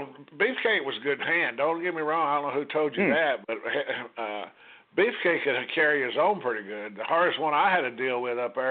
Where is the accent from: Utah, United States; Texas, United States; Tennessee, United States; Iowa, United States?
Tennessee, United States; Memphis; we grew up there around Memphis.